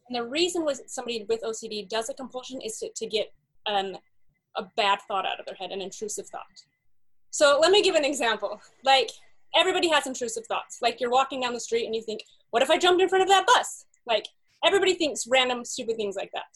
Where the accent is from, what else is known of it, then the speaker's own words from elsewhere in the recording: Salt Lake City, Utah, United States; I grew up in Salt Lake City